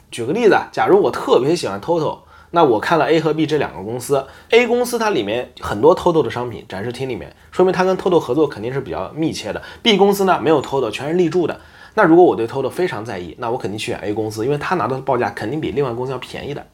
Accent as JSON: {"language": "Chinese", "region": "southern China", "country": "China", "moved": "yes", "lives_now": "Osaka, Japan", "said": "我们南方，我们那边叫临盆头"}